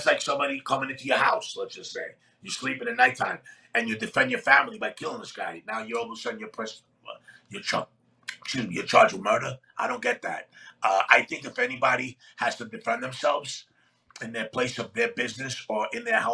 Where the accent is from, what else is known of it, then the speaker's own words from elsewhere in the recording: New York City, New York, United States; also born or lived in Athens, Greece; growing up in Queens, as a kid, I worked in the shipyards, Brooklyn Navy Shipyard.